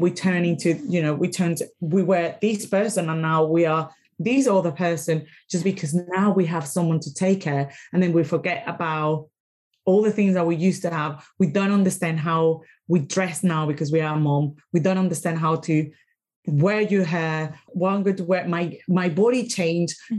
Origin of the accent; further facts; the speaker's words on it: Caracas, Capital District, Venezuela; English is a second language; moved away as an adult; now in United Kingdom; I am from Venezuela, I am from Caracas